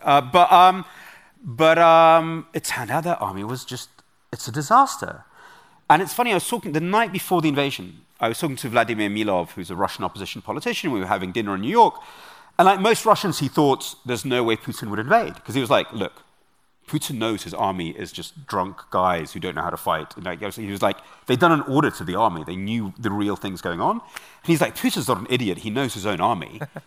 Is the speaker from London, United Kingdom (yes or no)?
yes; London, United Kingdom; also born or lived in Kyiv, Ukraine / Munich, Germany; I'm a Londoner. I grew up in Britain. I was nine months old when my parents left. Um, and I grew up in a part of London